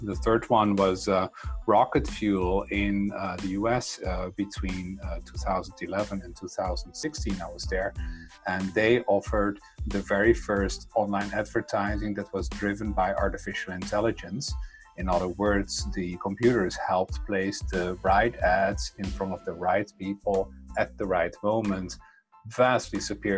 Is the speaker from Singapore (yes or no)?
no; Netherlands; English is a second language; moved away as an adult; also born or lived in Brussels; I have a funny accent, and that's because I come from the Netherlands. That's where I was born. And, in the 70s and 80s, I grew up there.